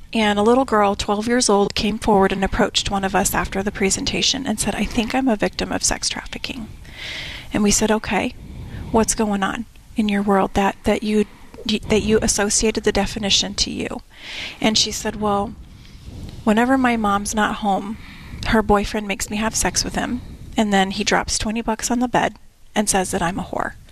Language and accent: English; Tucson, Arizona, United States; I was born and raised here in Tucson